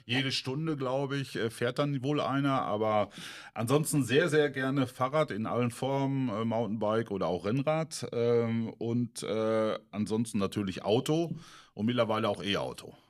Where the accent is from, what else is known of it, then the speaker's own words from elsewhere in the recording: Menden, North Rhine-Westphalia, Germany; gebürtig bin ich aus Mennen, aus dem schönen Vorort Harlingen, also 15 Kilometer, genau die Ruhr